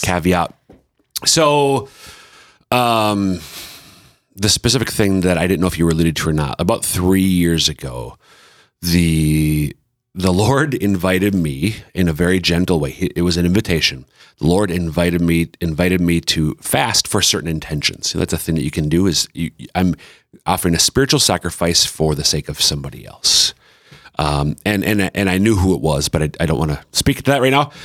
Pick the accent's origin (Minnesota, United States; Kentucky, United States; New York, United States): Minnesota, United States; central; moved away as an adult; now in South Dakota, United States; I'm from central Minnesota, but our kids are all eastern South Dakotans